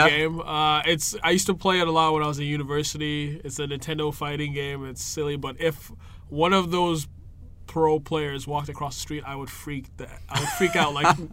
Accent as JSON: {"language": "English", "region": "Lagos", "country": "Nigeria", "tie": "born or raised there", "moved": "yes", "said": "I'm originally from Nigeria. I was born in Lagos"}